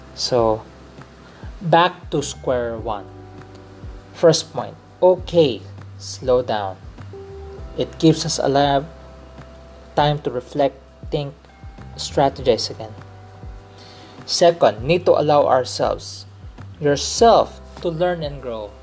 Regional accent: Philippines; I'm a Filipino

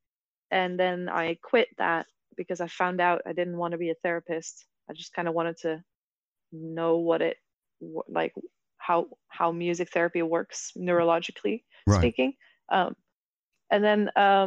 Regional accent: Netherlands; I'm from the Netherlands.

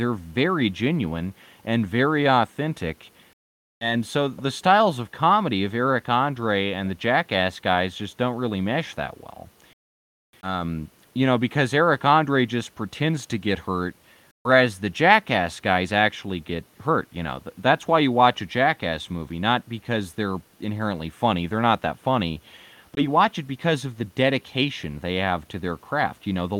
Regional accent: United States; It's my right as an American.

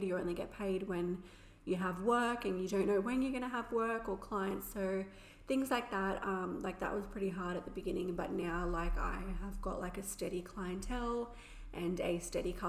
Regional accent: Shellharbour, New South Wales, Australia; I am 23 and I'm from Shell Harbour in New South Wales

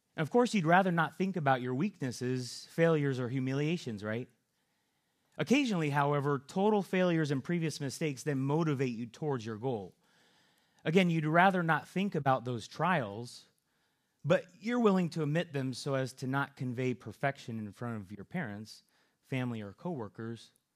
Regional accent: California, United States; moved away; I'm from California, and so out there we have to look out for earthquakes

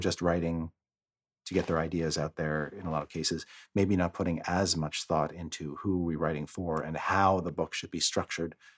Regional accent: Canada; now in United States; being Canadian

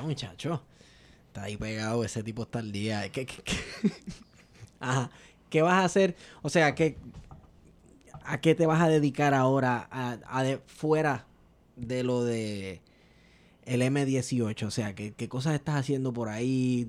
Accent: Manatí, Puerto Rico; Yo soy de Manatí

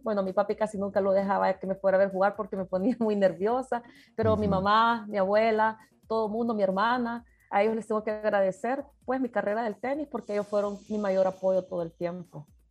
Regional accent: El Salvador; como salvadoreños

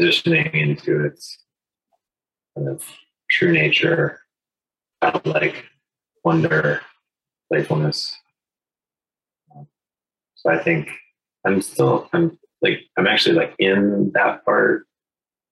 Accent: New Hampshire, United States; because I grew up in New Hampshire

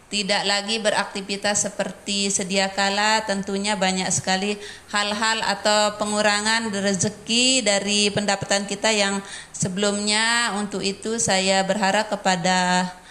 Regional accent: Indonesia

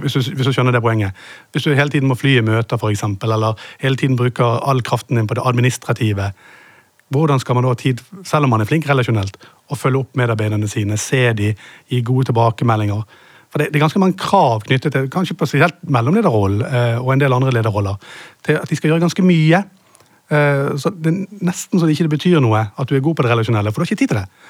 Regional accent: Bergen, Vestland, Norway; siden jeg er fra Bergen

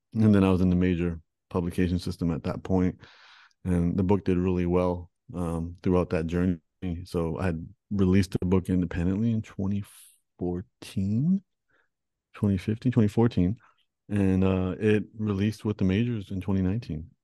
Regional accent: Toronto, Ontario, Canada; I was born and raised in Toronto

